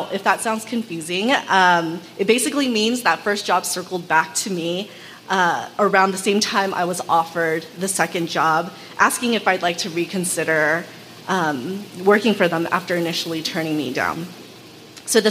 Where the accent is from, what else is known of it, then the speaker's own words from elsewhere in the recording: Los Angeles, California, United States; also born or lived in Oakland; I was also born and raised in Los Angeles as an adolescent by immigrant parents